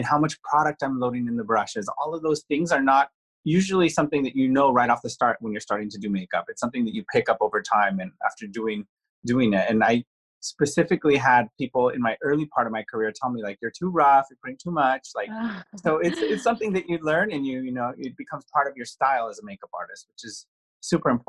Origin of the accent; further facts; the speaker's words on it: Santa Fe, New Mexico, United States; I'm from a very small town. I'm from Santa Fe, New Mexico